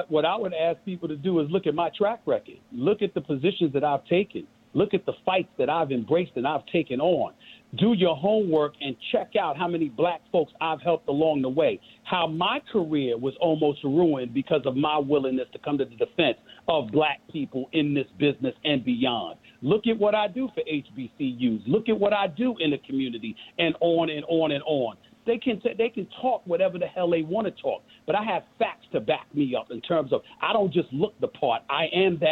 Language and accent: English; New York City, New York, United States; When I was growing up in Hollis, I had to carry a basketball around me.